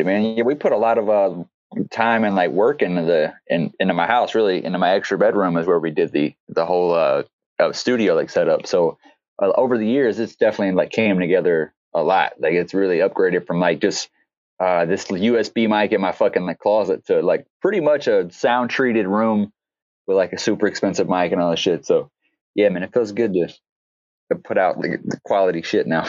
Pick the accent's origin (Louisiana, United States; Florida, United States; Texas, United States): Louisiana, United States; moved away; I'm from Louisiana